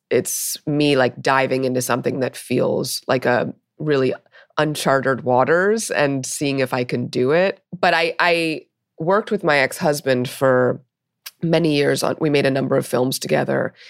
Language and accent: English; New York City, New York, United States; I grew up in Brooklyn, uh, in the eighties